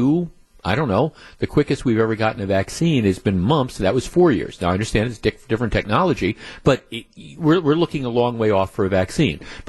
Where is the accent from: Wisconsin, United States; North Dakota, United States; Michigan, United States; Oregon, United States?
Wisconsin, United States; Glendale; I grew up in Glendale, and Northridge